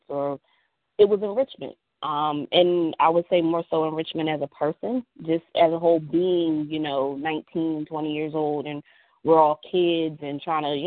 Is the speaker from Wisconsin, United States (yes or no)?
no; Maryland, United States; moved away as an adult; now in Philadelphia, United States; I'm originally from Maryland